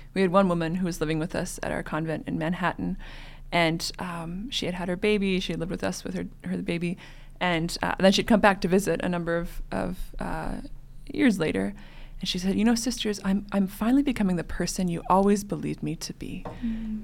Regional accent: Western Canada, Canada; moved away as an adult; now in Denver, United States; I'm originally from Canada, Western Canada, where it's also cold like North Dakota.

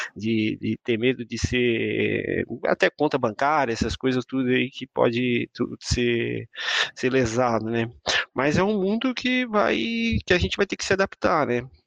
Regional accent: Imbituba, Santa Catarina, Brazil; also born or lived in São Mateus do Sul / São Francisco do Sul; now in Florianópolis, Brazil; eu sou natural de Imbituba, aqui perto de Florianópolis

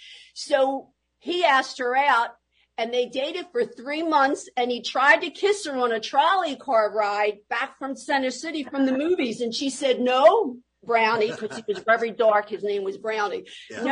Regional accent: Philadelphia, Pennsylvania, United States; If they even landed at Ellis Island, they all came that following day right here to Philadelphia, South Philadelphia, and that's where the entire family lived.

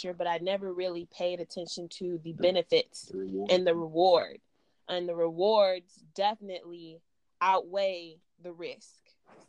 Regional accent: San Antonio, Texas, United States; also born or lived in Alabama; now in Louisville, United States; because again, I'm from Texas. So San Antonio, 1.1 million people, the population.

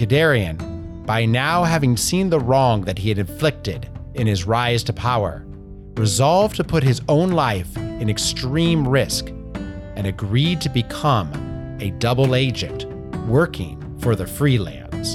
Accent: Portland, Oregon, United States; my hometown of Portland, Oregon

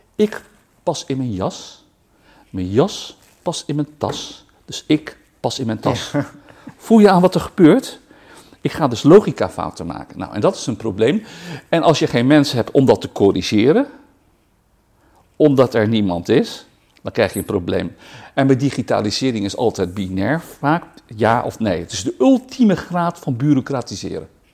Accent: Rotterdam, South Holland, Netherlands; ik ben geboren en getogen in Rotterdam

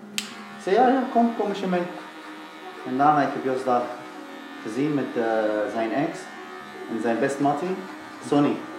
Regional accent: Damascus, Damascus Governorate, Syria; Dutch is a second language; moved away as an adult; now in Netherlands; Ik woon uit eh, Syrië, ik ben zelf Syrisch, uit eh, de hoofdstad, Damascus.

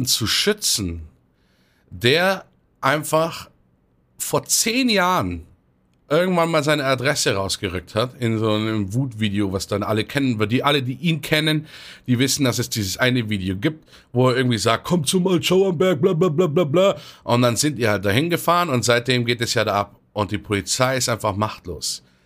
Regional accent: Munich, Bavaria, Germany; für mich als Münchner

